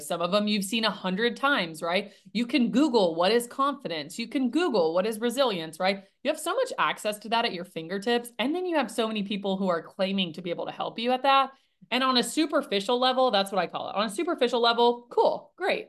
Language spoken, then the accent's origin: English; Nashville, Tennessee, United States; born and raised in Nashville, Tennessee